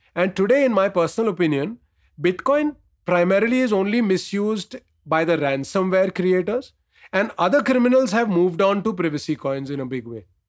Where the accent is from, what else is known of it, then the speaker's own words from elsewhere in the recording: India; as an Indian